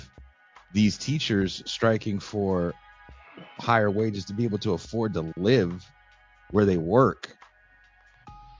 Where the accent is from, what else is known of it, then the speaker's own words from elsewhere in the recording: California, United States; now in Baja California, Mexico; It's because I can't afford my home state of California